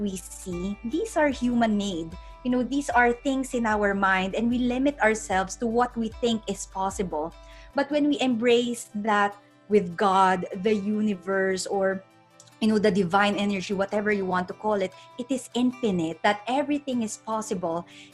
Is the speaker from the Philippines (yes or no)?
yes; Philippines; moved away; I'm originally from the Philippines